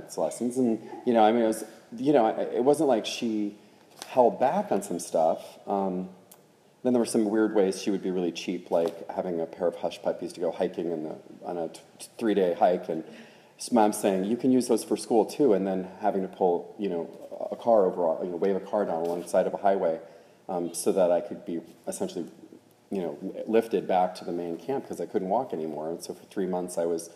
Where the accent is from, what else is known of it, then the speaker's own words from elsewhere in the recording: Oklahoma, United States; I grew up in Oklahoma